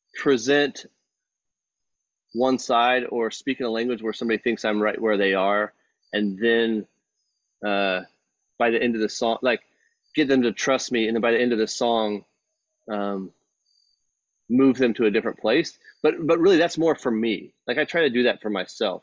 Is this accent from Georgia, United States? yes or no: no; Texas, United States; growing up in Texas